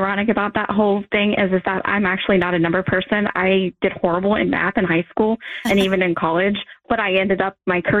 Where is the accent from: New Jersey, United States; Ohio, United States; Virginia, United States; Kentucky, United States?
Kentucky, United States; Northern; also born or lived in Denver, Colorado; I was born in Denver, Colorado, but I have lived in Kentucky my whole entire life. My mom moved back here when I was about 2 months old, so I really only know Northern Kentucky